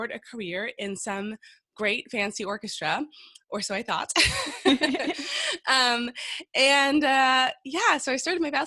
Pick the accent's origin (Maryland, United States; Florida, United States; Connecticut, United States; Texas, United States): Florida, United States; Miami; moved away; I'm from Miami, Florida, American girl